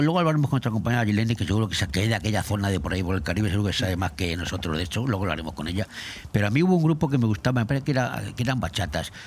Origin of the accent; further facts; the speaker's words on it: Madrid, Community of Madrid, Spain; now in Benidorm, Spain; en mi pueblo, en mi barrio, más barrio, Cuatro Caminos de Madrid